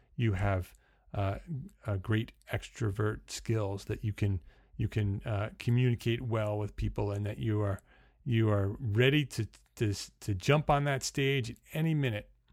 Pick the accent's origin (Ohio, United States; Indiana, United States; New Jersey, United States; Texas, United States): New Jersey, United States; accent: New Jersey; now in New York, United States; my accent changes from New Jersey, which is what you're hearing right now, to because that's where I was born and bred. I live in New York, but I'm a Jersey boy